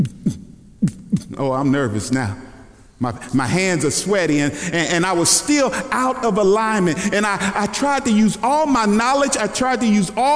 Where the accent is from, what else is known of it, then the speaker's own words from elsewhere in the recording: Kentucky, United States; moved away; also born or lived in Dallas, Texas; I was born in Kentucky